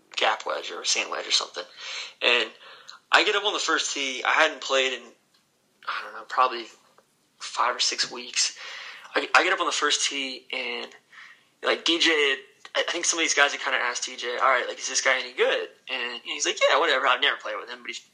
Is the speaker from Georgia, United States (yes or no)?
yes; Atlanta, Georgia, United States; growing up in Atlanta